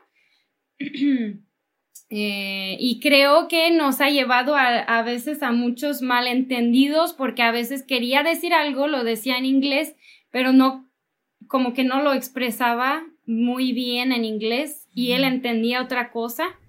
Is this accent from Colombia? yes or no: no; Canada; Spanish is a second language; moved away as an adult; now in Mexico; franco-canadiense, entonces vengo de la parte francesa de Canadá, hablo francés